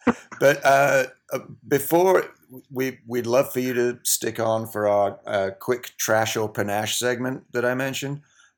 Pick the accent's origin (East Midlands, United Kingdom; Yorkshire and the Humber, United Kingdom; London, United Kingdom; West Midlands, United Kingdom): Yorkshire and the Humber, United Kingdom; I'm from West Yorkshire